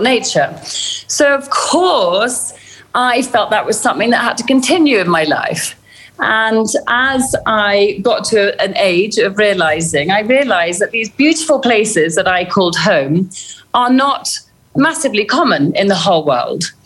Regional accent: Kenya; I'm a Kenyan girl born to British parents, but I've lived here all my life and I grew up to a father who was a game warden.

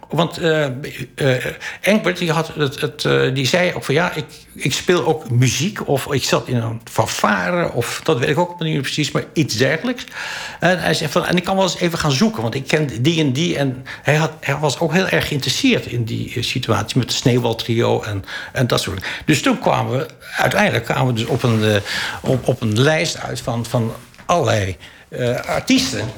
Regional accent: Holland, Netherlands; ik ben een Hollander. En ik ben geen Groninger. En ook geen Drent.

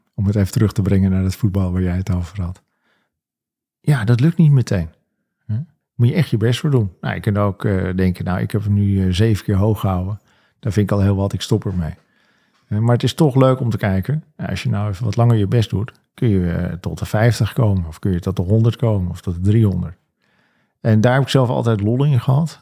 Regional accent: Alkmaar, North Holland, Netherlands; also born or lived in Venhuizen; toen ik vier was, kreeg mijn vader een nieuwe baan in Alkmaar. Zijn mijn ouders verhuisd naar Alkmaar

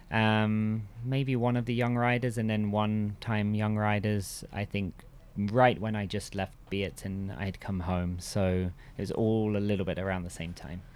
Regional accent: Bishop's Stortford, East of England, United Kingdom; I grew up in England. Um, actually, pretty much in the same village where I am now, um, which is Bishop Stortford, next to Stansted Airport

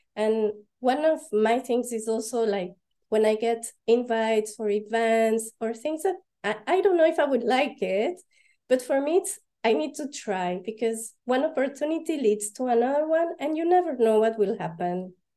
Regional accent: Panama; moved away as an adult; also born or lived in Paris, France / London, United Kingdom; now in Belgium; I was born and raised in Panama, and my dad is French and my mom is Panamanian.

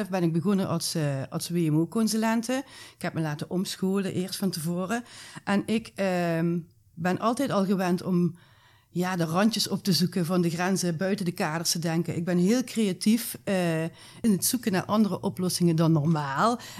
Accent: Maastricht, Limburg, Netherlands; bij ons in Maastricht

